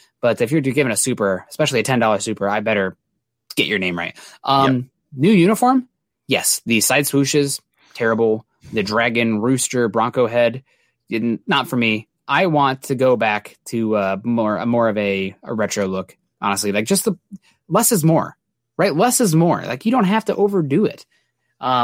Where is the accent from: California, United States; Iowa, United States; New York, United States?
Iowa, United States; Midwest, East; I'm from the Midwest, East Iowa.